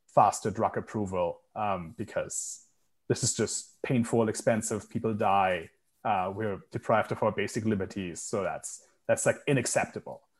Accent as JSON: {"language": "English", "country": "Germany", "said": "Germany, my home country"}